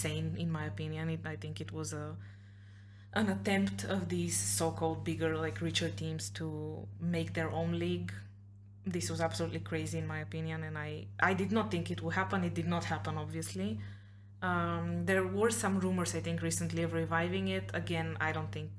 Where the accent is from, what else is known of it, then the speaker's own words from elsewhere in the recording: Blagoevgrad, Blagoevgrad Province, Bulgaria; I do watch Pirin because it's my hometown team